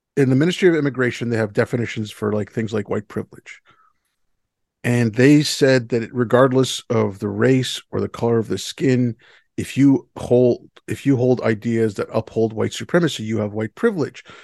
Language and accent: English; India; now in Canada; I come from India